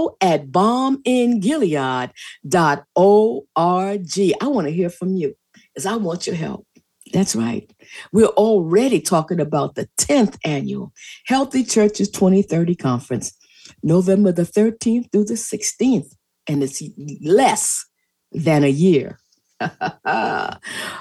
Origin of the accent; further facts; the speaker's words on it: Charleston, South Carolina, United States; I'm from Charleston in the Low Country.